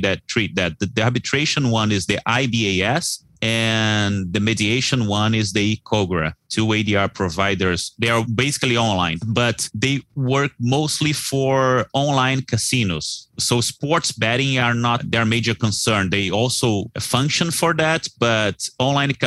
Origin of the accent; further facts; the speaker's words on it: Brazil; Reais is our currency here in Brazil.